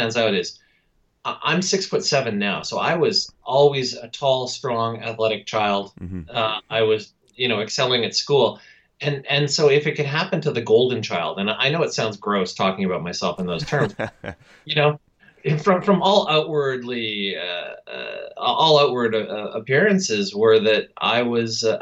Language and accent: English; Winnipeg, Manitoba, Canada; I was an average kid, I guess, growing up in suburban Winnipeg